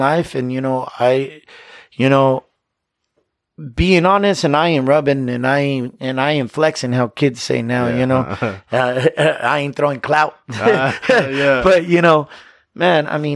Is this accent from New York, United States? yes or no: no; Yakima, Washington, United States; I was born and raised in Yakima